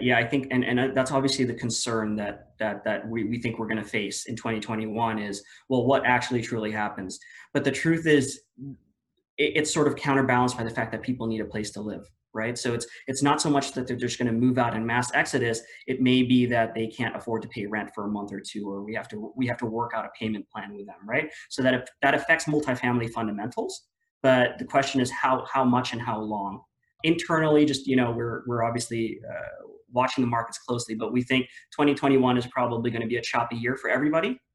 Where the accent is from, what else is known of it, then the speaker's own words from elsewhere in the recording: Philippines; moved away as an adult; also born or lived in Washington, D.C., United States; now in Austin, United States; me being born and raised in the Philippines